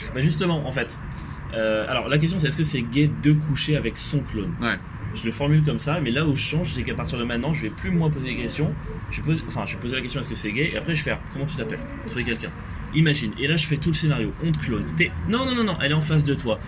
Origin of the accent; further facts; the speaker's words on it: near Nice, Provence-Alpes-Côte d'Azur, France; moi, genre, sud-est, vraiment, pas très loin de l'Italie